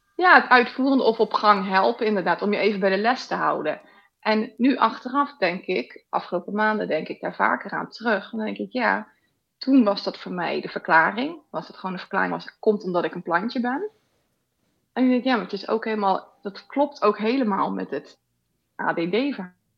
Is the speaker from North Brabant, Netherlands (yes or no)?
no; Rotterdam, South Holland, Netherlands; now in Weert, Netherlands; Ik kom eigenlijk uit Rotterdam, een beetje bij jou uit de buurt. Maar eh, we zitten nu in het zuiden hier.